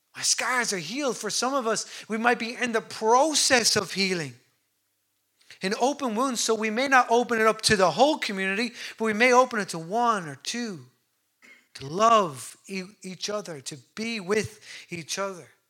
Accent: Ireland; we're great as Irish people

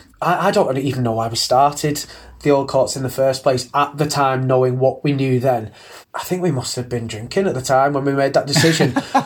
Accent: Manchester, North West England, United Kingdom; we're from Manchester, and you know, they don't curb their accents as well.

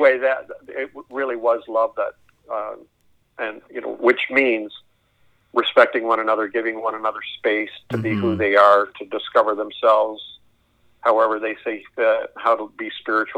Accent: Canada; also born or lived in Springfield, Missouri; I'm a Canadian

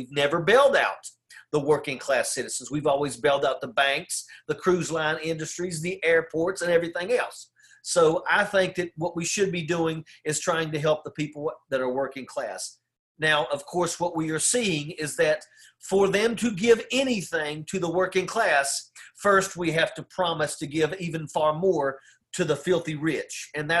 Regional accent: Logan County, West Virginia, United States; I come from Logan County, West Virginia. My state is always 48th, 49th in everything.

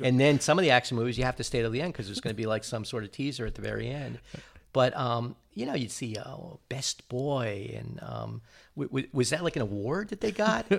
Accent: New Jersey, United States; growing up in New Jersey

